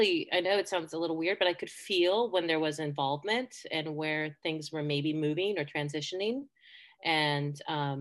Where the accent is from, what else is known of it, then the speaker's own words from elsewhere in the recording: Seattle, Washington, United States; also born or lived in Spain; I was born in Spain to two American parents who left in late 1979. So I was seven and we moved to Seattle